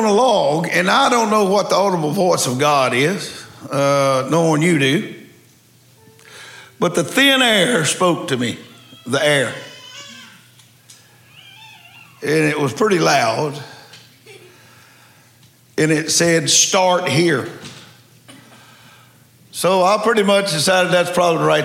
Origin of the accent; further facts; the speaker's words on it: Louisiana, United States; I'm a redneck from Louisiana